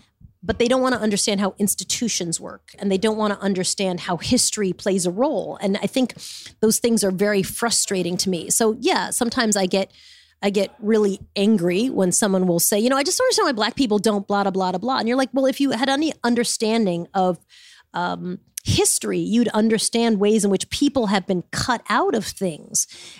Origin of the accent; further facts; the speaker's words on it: Smithtown, New York, United States; I grew up in Smithtown.